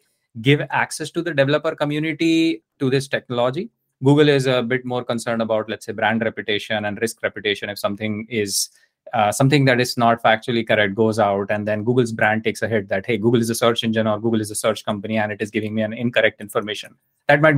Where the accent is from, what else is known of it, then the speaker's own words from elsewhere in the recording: India; I grew up in India